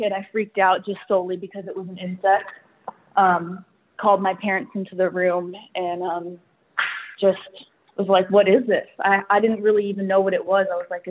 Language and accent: English; North Carolina, United States; So growing up in North Carolina, they weren't used to the East Coast being a huge hotspot for ticks.